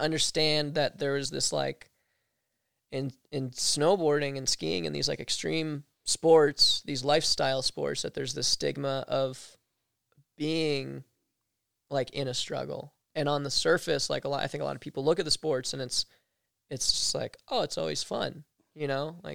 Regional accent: East Coast, United States; growing up on the East Coast

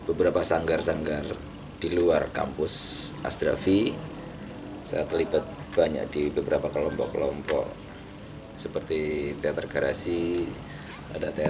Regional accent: Pekalongan, Central Java, Indonesia; born there; now in Yogyakarta, Indonesia; saya lahir di Pekalongan eh, di sebuah kota terkenal sebagai kota santri dan kota batik juga

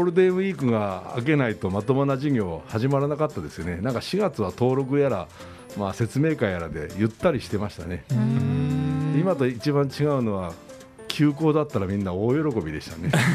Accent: Komatsu, Ishikawa, Japan; now in Kyoto, Japan; 僕は石川県の小松市というところです、まあ飛行場があるぐらいですからど田舎ですわ、

